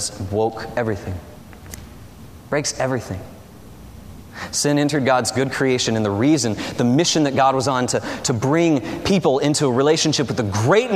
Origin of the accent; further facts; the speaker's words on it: the South, United States; a city in the south where I grew up, where monster truck driving is popular